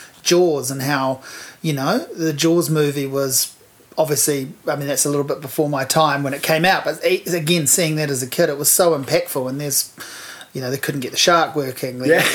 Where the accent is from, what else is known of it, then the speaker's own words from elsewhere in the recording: Hawke's Bay, New Zealand; I'm from Hawke's Bay